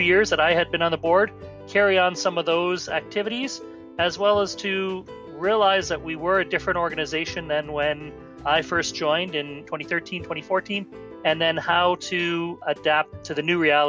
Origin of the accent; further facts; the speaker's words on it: St. Catharines, Ontario, Canada; The year for me really began in my hometown in St. Catharines, Niagara Falls, when we had our national convention.